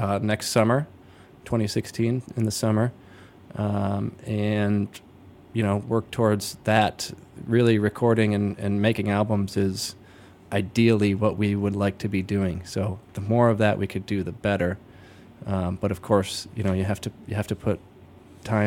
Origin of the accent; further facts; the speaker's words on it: Toledo, Ohio, United States; moved away as an adult; now in Chicago, United States; I'm originally from Toledo, Ohio. Lived in Chicago for about 15 years